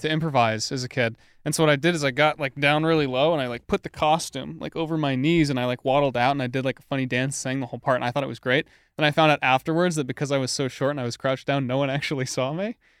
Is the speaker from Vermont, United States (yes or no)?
yes; Vermont, United States; also born or lived in New Hampshire; I'm from Vermont